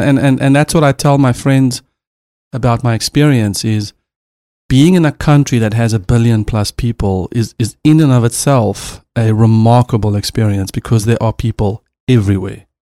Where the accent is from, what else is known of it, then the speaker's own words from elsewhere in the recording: South Africa; now in Los Angeles, United States; I'm a South African